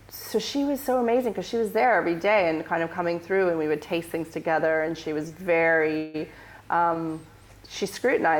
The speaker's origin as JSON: {"language": "English", "region": "Northern California", "country": "United States", "tie": "born or raised there", "also_born_or_lived": "San Francisco", "moved": "as an adult", "lives_now": "London, United Kingdom", "said": "I'm from Northern California. I come from this really small town where we're very lucky there."}